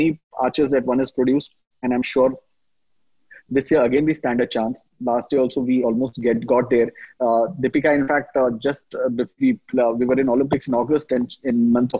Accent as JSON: {"language": "English", "town": "Mumbai", "region": "Maharashtra", "country": "India", "tie": "born or raised there", "moved": "as an adult", "lives_now": "Jamshedpur, India", "said": "I'm born and brought up in Mumbai"}